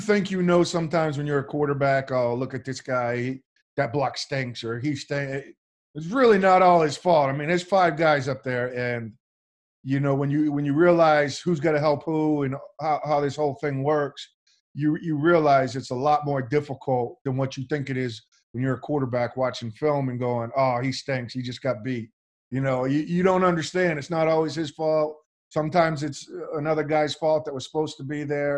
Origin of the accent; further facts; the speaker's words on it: Maine, United States; moved away as an adult; I played quarterback at the University of Maine, home state. That's my home state university